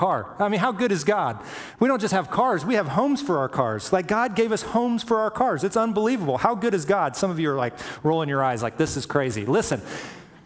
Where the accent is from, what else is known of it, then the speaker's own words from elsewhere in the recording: Alabama, United States; moved away; I was a boy from Indiana, or I mean from Alabama, grew up in Alabama